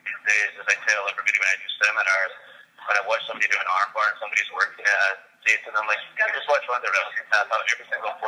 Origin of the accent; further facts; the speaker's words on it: Scotland, United Kingdom; He'd be in my home country.